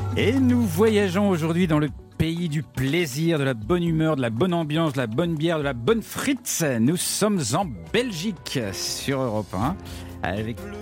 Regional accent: France

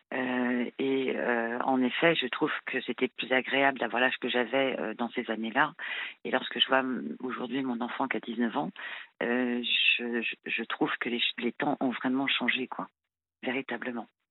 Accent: France; je suis française, hein, née, en France, euh, issue d'un parent, d'un père français et d'une mère marocaine.

